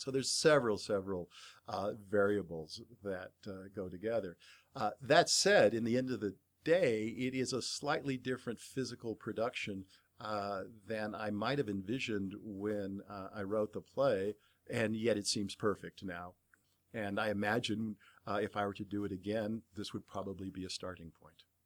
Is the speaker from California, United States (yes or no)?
yes; Bay Area, California, United States; I grew up in the Bay Area